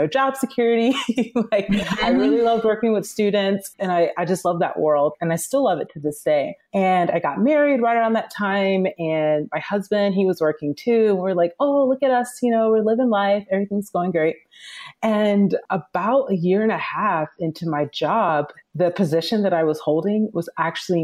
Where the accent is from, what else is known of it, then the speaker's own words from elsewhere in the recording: Atlanta, Georgia, United States; now in Los Angeles, United States; I'm originally from the South. I'm from Atlanta, Georgia, and I currently live in Los Angeles.